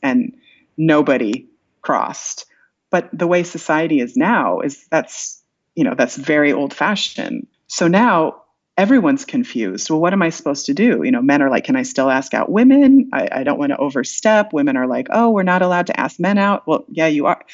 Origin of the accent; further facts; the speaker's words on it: Iowa, United States; moved away; I'm from Iowa originally